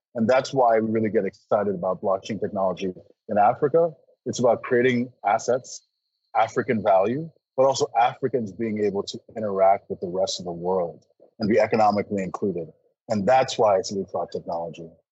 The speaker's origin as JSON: {"language": "English", "country": "Canada", "tie": "born or raised there", "also_born_or_lived": "Nigeria / California", "moved": "as an adult", "said": "growing up in Canada"}